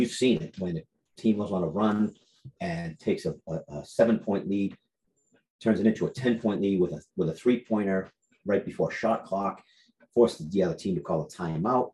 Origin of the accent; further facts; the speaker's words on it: Massachusetts, United States; outside of Boston, yeah, but I was born and raised in Massachusetts.